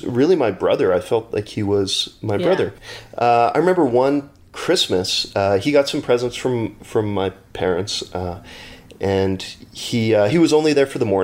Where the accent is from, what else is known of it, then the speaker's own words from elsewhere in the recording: Winnipeg, Manitoba, Canada; I grew up in Winnipeg